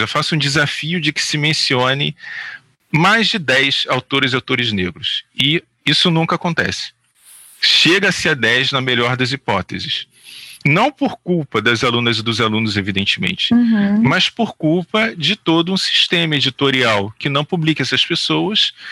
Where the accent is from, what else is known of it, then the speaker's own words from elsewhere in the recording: Rio de Janeiro, Brazil; eu fui criado na Praça Seca, na Zona Oeste aqui do Rio de Janeiro